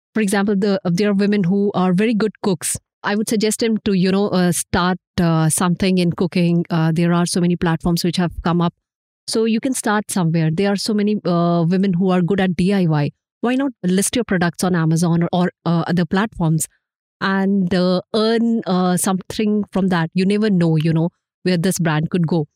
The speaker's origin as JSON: {"language": "English", "region": "Jharkhand", "country": "India", "tie": "born or raised there", "moved": "yes", "said": "my hometown, Jharkhand"}